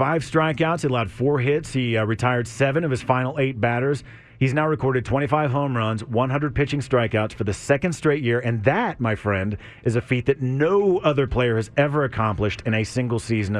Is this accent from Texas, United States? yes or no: yes; Lake Travis, Texas, United States; I grew up out in Lake Travis